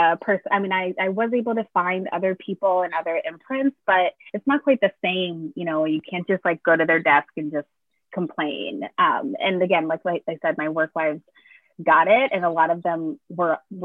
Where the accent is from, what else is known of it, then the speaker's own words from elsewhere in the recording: Connecticut, United States; now in Brooklyn, United States; I grew up in Connecticut around mostly white people for most of my young life